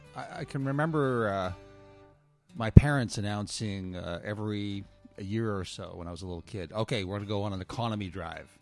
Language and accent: English; Moncton, New Brunswick, Canada; also born or lived in Nova Scotia; I was born in Nova Scotia and grew up mostly in Moncton, New Brunswick.